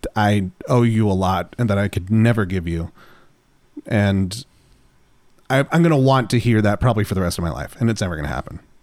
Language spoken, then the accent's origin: English; Running Springs, California, United States; Running Springs is actually where I grew up specifically